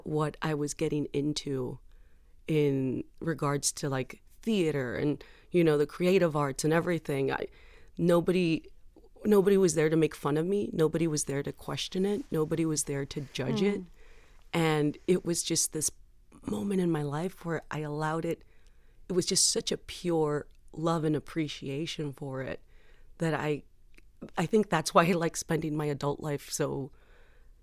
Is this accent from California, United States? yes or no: no; San Juan, Texas, United States; moved away; I was born in Texas, my entire life has been made to make me feel like I don't belong here